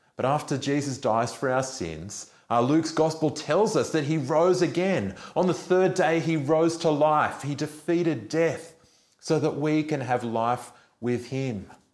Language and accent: English; Australia; as an Australian